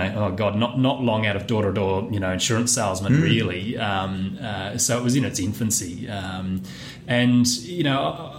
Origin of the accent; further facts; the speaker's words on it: Perth, Western Australia, Australia; No, I was coming from Perth, although I was born